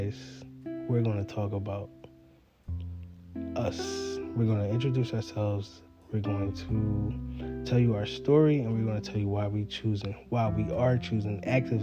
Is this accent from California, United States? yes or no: no; Philadelphia, Pennsylvania, United States; I'm just a normal guy in the city of Philadelphia